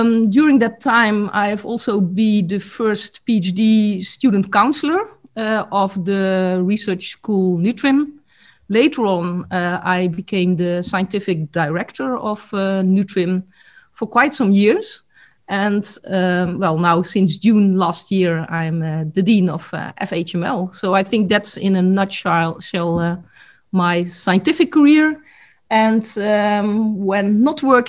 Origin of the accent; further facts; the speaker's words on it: North Brabant, Netherlands; also born or lived in Limburg; I was born in Limburg, but I just lived there for a few years and grew up in the province of Brabant.